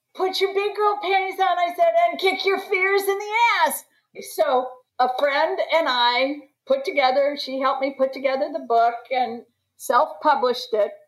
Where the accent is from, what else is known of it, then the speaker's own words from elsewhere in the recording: Washington, District of Columbia, United States; I'm from Washington DC